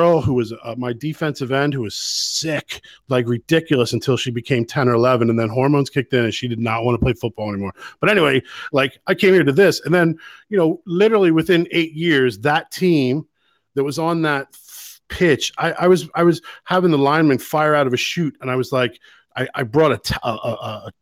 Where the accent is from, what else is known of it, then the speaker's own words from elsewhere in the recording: United States; now in Ireland; as American